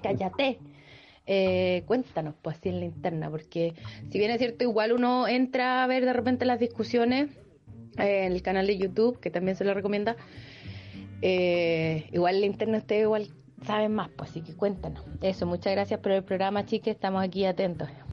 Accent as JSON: {"language": "Spanish", "town": "Los Ángeles", "region": "Biobío", "country": "Chile", "said": "yo soy de Los Ángeles"}